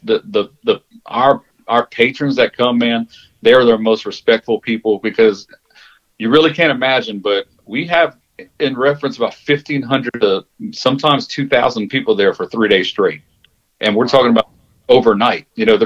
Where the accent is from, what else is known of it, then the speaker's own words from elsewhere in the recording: Jennings, Louisiana, United States; moved away as an adult; now in Humble, United States; that's my hometown